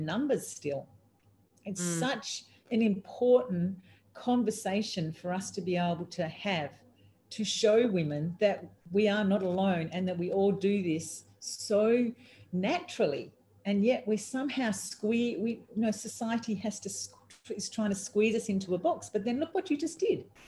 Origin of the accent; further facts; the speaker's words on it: Australia; I'm an Australian